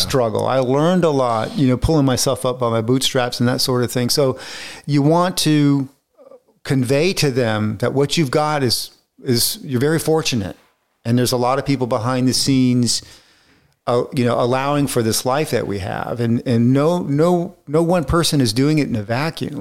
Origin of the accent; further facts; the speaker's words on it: Florida, United States; moved away; I grew up in Florida, so I'm, I'm used to the heat